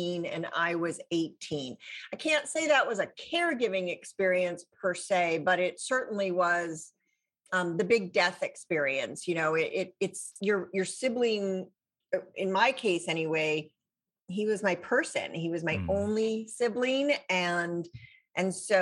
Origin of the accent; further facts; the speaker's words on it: Santa Fe, New Mexico, United States; also born or lived in Chicago area / Boston; when I was 8, we moved to New Mexico, which, Santa Fe, New Mexico, northern New Mexico. And I grew up there